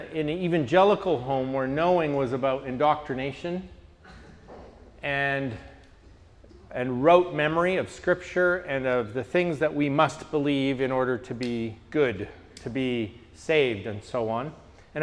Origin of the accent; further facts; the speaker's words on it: Canada; I'm from Canada